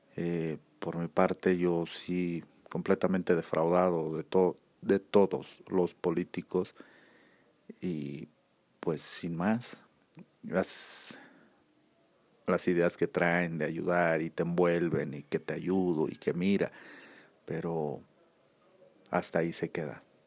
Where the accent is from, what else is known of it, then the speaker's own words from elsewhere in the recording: Aguascalientes, Mexico; aquí en mi país, México, eh, más concreto aquí en Aguascalientes